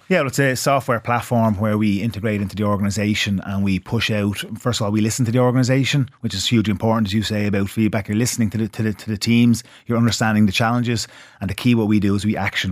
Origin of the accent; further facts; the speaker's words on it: Ireland; being Irish